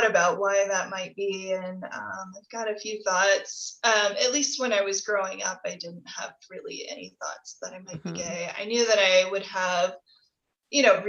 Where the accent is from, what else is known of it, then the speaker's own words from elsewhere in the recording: Midwest, United States; I grew up in the Midwest in the 90s in purity culture.